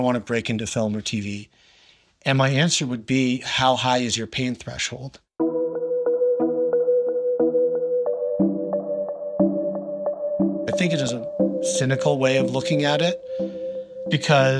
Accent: outside of Boston, Massachusetts, United States; moved away as an adult; also born or lived in New York; I grew up outside of Boston.

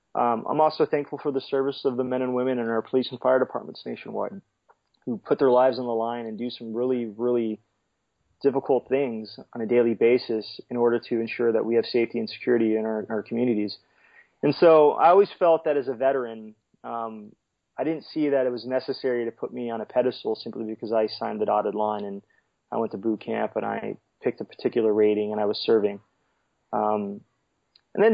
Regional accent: California, United States; growing up in California, growing up near the sea, the Coast Guard just really intrigued me.

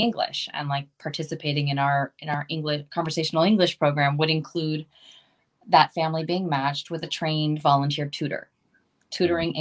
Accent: Maryland, United States; now in Los Angeles, United States; that's actually where I'm from. I'm from Maryland

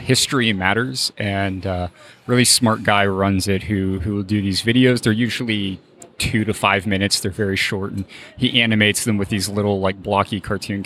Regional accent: Pittsburgh, Pennsylvania, United States; hometown Pittsburgh

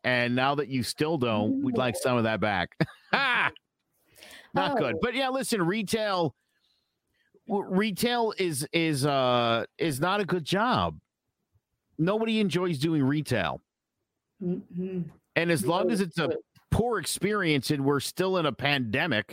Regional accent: Meriden, Connecticut, United States; I'm from Meriden.

